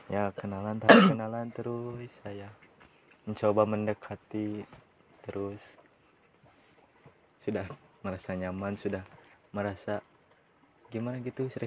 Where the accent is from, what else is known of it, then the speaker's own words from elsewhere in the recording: West Java, Indonesia; Oke, gue Sunda Sunda.